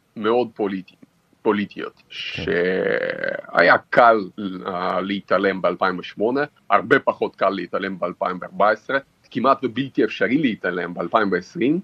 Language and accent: Hebrew; Mozyr, Gomel Region, Belarus; also born or lived in Israel; now in Kyiv, Ukraine; נולדתי בגבול אוקראינה בדרום, אה. עיר קטנה שנקראת מוזג.